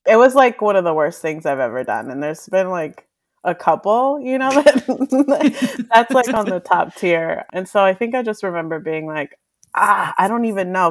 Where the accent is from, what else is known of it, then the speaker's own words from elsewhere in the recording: Mexico; moved away; I was born in Mexico. My family is Mexican